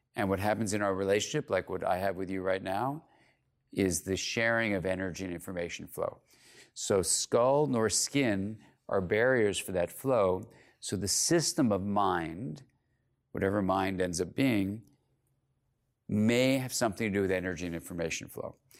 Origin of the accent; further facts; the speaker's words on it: California, United States; I'm from California